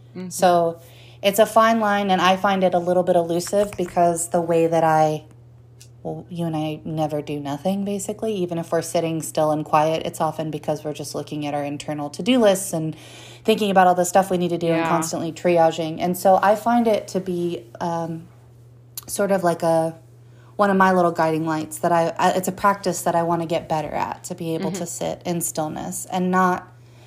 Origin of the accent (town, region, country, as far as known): United States